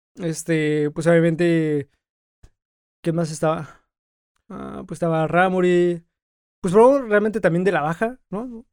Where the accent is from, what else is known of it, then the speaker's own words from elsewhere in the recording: Mexico City, Mexico; moved away as an adult; now in Tijuana, Mexico; yo soy de la Ciudad de México y tengo apenas cumplidos cuatro años acá.